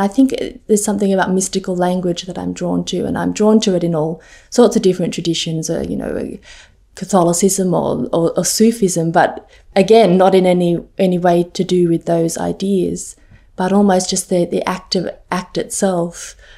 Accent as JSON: {"language": "English", "town": "Sydney", "region": "New South Wales", "country": "Australia", "tie": "born or raised there", "also_born_or_lived": "Cambridge", "moved": "as an adult", "said": "I grew up in Sydney"}